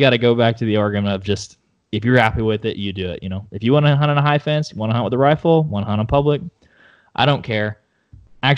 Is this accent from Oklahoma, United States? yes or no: yes; Oklahoma, United States; moved away as an adult; now in Austin, United States; I grew up in Oklahoma for like 22 years and moved down to Austin, Texas in a couple, 8 or 9 months ago